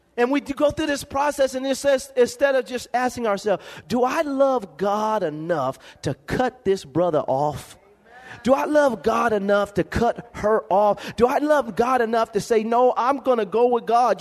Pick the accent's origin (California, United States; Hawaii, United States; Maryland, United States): California, United States; Lompoc; growing up in Lompoc, California, living in a be- one bedroom home